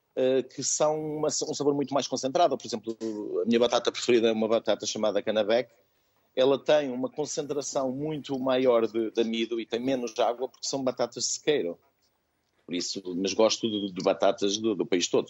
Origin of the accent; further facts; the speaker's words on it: Chaves, Norte, Portugal; sou de Chaves, sou de uma pequena aldeia e nós somos produtores de batata.